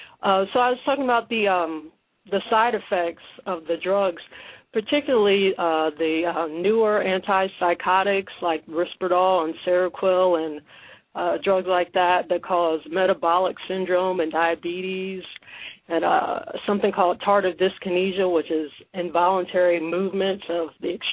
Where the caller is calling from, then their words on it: Ohio, United States; from Ohio.